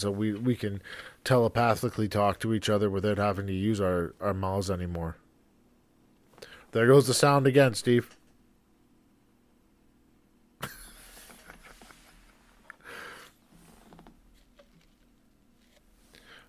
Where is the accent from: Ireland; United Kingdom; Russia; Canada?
Canada; I'm Canadian